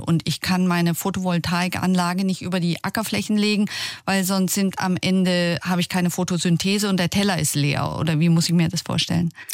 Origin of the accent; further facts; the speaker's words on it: Germany; Bei uns in Deutschland